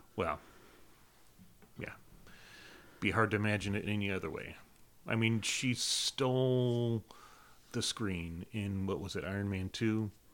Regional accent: South Carolina, United States; I spent my teen years, um, in South Carolina, uh, middle school, junior high, high school, starting college, South Carolina

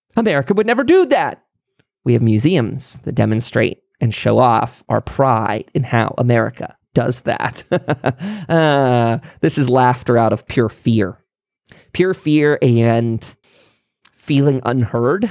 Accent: United States; as an American

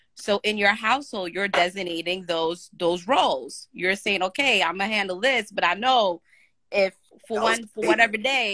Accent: New York, United States; I'm from New York

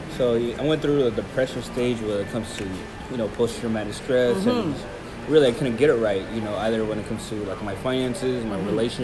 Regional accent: United States; born there; I was born here in the United States.

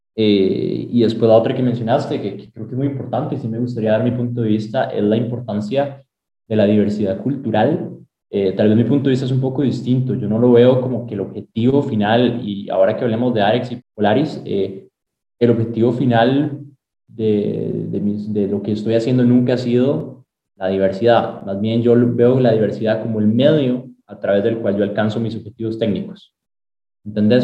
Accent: Sabanilla, San José, Costa Rica; moved away as an adult; now in United States; yo nací aquí en Costa Rica, en San José. Me crié en Sabanilla, en Montes de Oca. Todos mis primeros 18 años los viví ahí

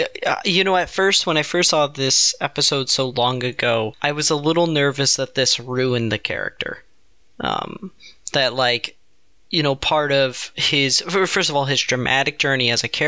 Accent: United States; It's my right as an American.

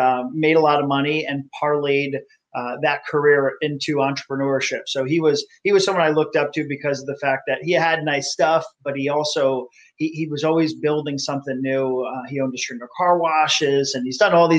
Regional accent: South Florida, United States; As a kid, I grew up in South Florida

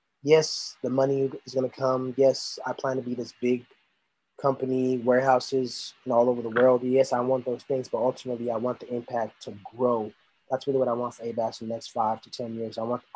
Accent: Lagos, Nigeria; moved away; property of Lagos. That's where I was born

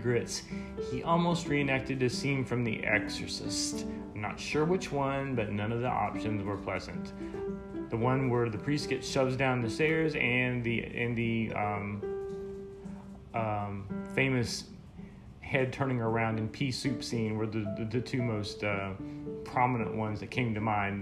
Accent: Tennessee, United States; I grew up in Tennessee

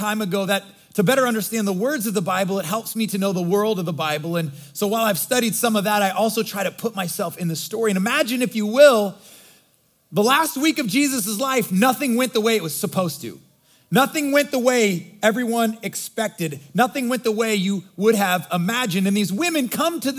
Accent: Nebraska, United States; I grew up in Nebraska, God's country, and my mom was from Michigan

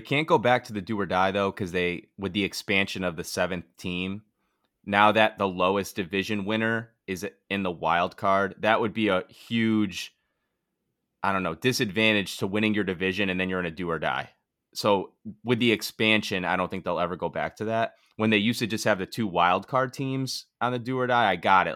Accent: Bristol, Connecticut, United States; I'm from Bristol

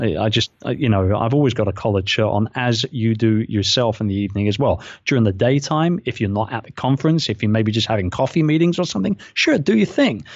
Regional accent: London, United Kingdom; moved away as an adult; now in Philippines; my hometown

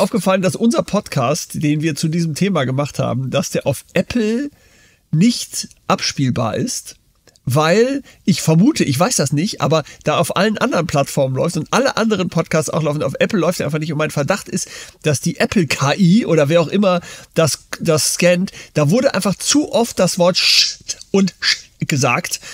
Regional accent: Germany; also born or lived in United States; als ich in Amerika in der Schule war, da kommt man natürlich so als Deutscher

